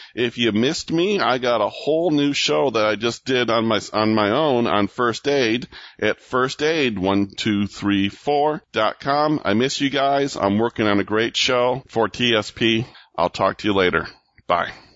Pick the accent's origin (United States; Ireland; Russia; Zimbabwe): United States; Michigan; Michigan, my home state